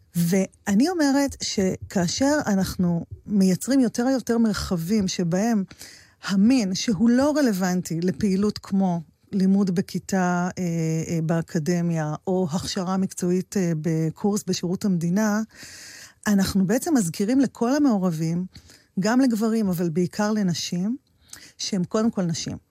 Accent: Maslul, Southern District, Israel; born or raised there

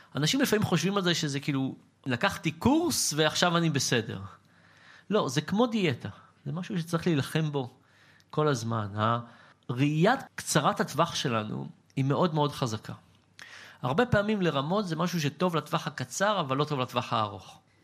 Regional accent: Israel; בתור ישראלי

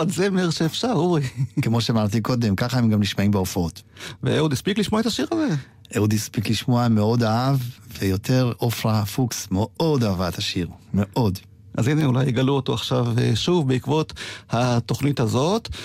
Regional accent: Israel; also born or lived in Poland; אני באתי מפולין בגיל מאוד מאוד צעיר, אבל גדלתי פה על כל השירים

